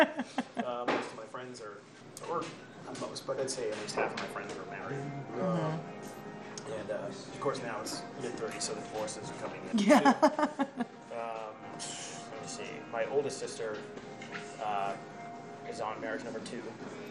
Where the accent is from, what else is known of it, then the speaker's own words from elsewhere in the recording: Framingham, Massachusetts, United States; also born or lived in Boston; I was born in Boston at the St. Elizabeth's Hospital in Brighton. My mom's from Brighton. My dad's from Connecticut, but he moved up here when he was in his 20s. I grew up in Framingham.